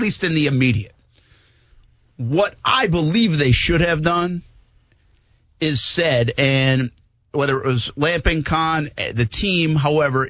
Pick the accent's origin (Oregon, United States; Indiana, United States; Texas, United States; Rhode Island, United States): Rhode Island, United States; Providence; I'm not from Massachusetts. I'm from Rhode Island.